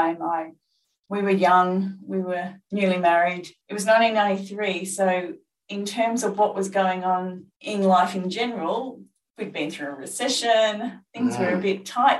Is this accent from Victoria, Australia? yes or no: yes; regional northeast Victoria, Australia; my hometown in regional northeast Victoria